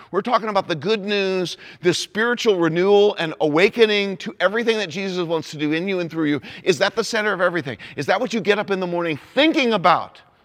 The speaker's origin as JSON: {"language": "English", "town": "Indianapolis", "region": "Indiana", "country": "United States", "tie": "born or raised there", "said": "I'm an Indianapolis Colts fan 'cause that's my hometown"}